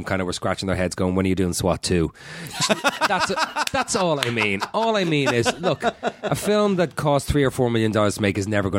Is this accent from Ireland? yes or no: yes; Ireland; accent: Irish; I'll instantly go back to sounding more Irish. And if I go home a couple of days at home and my accent thickens right up.